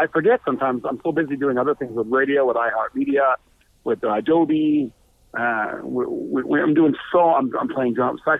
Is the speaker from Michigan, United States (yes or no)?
no; Buffalo, New York, United States; moved away as an adult; now in Los Angeles, United States; I'm from Buffalo, New York